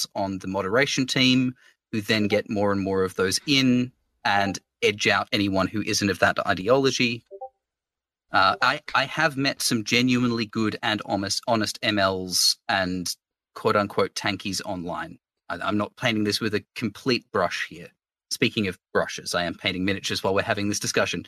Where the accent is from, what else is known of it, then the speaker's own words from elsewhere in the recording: Australia; I am an Australian lefty Twitch streamer